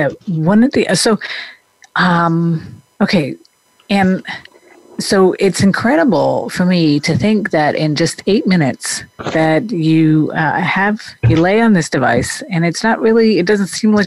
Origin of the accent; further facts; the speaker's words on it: Denmark; moved away; I grew up in Denmark